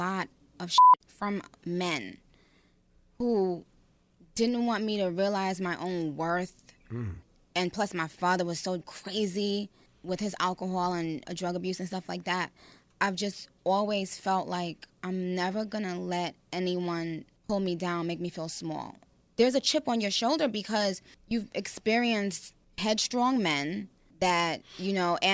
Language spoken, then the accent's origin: English; New York, United States; I grew up in New York